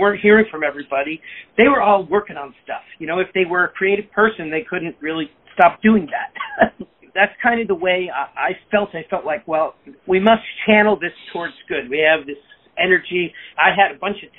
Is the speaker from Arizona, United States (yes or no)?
no; West Hartford, Connecticut, United States; now in New York, United States; I grew up in West Hartford, Connecticut